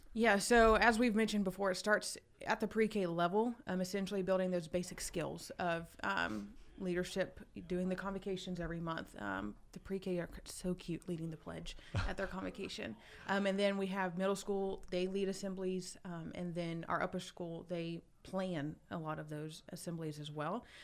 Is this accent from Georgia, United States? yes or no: yes; Douglasville, Georgia, United States; I grew up in Douglasville, just one county over